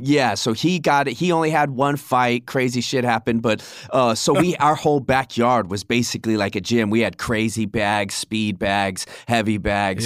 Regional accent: Tucson, Arizona, United States; moved away as an adult; Born and raised in Tucson, Arizona. I've never lived anywhere else except now here.

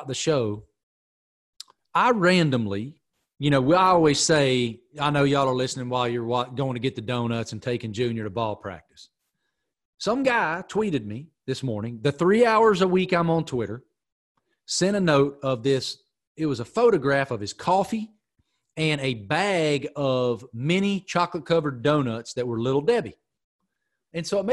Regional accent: Pearisburg, Virginia, United States; moved away; I'm from middle of nowhere, Appalachia.

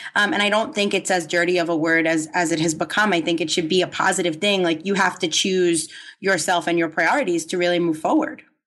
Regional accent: New York, United States; I grew up in New York, so I think the hustle is, you know, ingrained in, in us

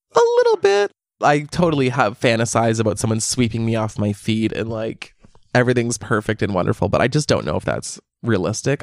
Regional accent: Canada; I'm Canadian.

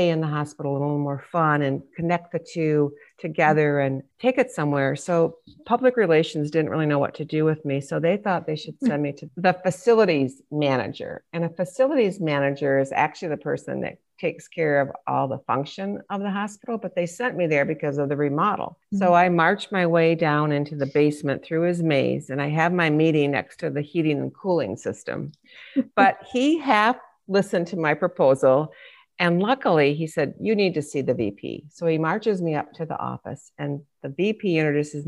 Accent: Michigan, United States; moved away as an adult; I ended up moving 1,000 miles from Michigan, my home state

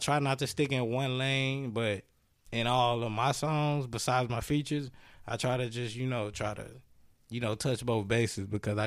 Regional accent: Dallas, Texas, United States; I'm from Dallas, Texas

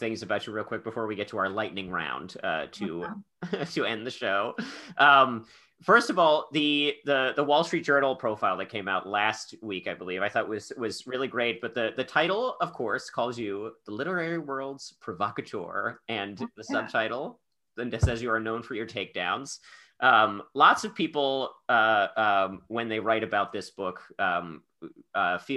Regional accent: United States; my hometown is maybe like an hour from where you grew up in West Virginia

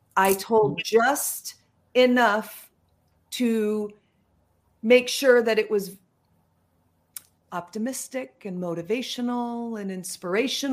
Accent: Yorba Linda, California, United States; I'm from Southern California. Mm-hmm. And so I grew up in Yorba Linda

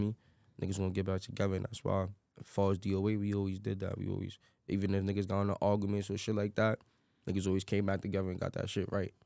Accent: New York City, New York, United States; Grew up in the Bronx

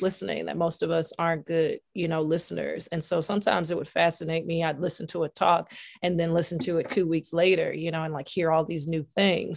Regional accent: Nashville, Tennessee, United States; now in New England, United States; I'm from Nashville

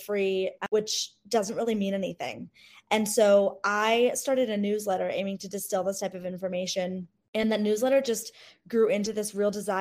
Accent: Cleveland, Ohio, United States; I grew up in Cleveland, Ohio, you know, in the 90s

